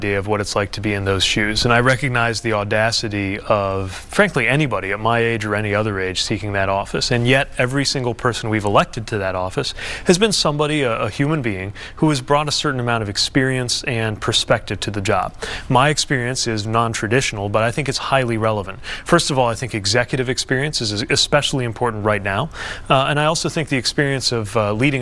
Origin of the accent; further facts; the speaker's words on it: South Bend, Indiana, United States; when I was a kid growing up in South Bend